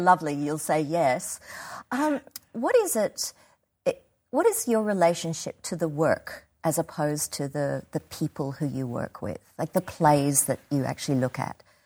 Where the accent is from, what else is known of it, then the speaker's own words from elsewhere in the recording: Australia; being an Australian designer